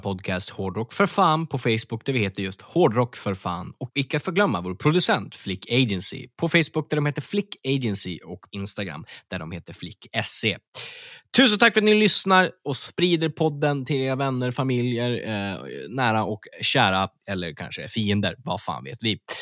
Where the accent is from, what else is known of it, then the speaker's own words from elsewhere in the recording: Örnsköldsvik, Västernorrland County, Sweden; Örnsköldsvik, min hemstad